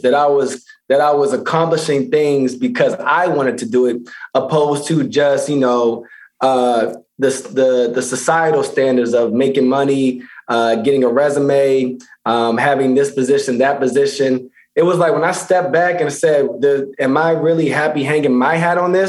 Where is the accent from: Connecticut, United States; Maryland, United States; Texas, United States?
Maryland, United States; Baltimore; moved away; also born or lived in Pennsylvania; Originally Baltimore, Maryland. And went to high school in Pennsylvania.